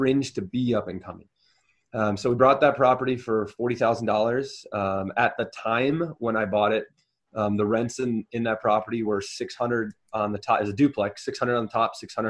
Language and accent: English; Wisconsin, United States; moved away; I'm originally from Wisconsin